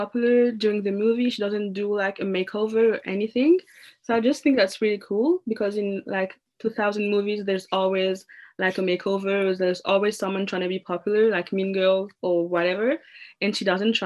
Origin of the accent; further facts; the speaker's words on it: France; accent: French; English is a second language; I'm from France, hence the accent.